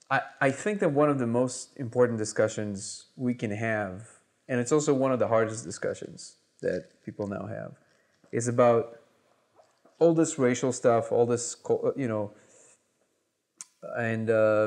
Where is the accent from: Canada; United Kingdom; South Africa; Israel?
Israel; also born or lived in Russia; Because I was born in Russia, I grew up in Israel.